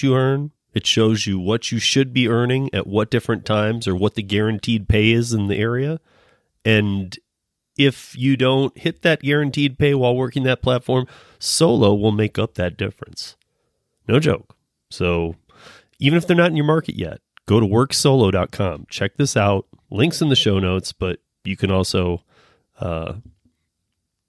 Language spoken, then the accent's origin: English; Michigan, United States; I'm from Michigan too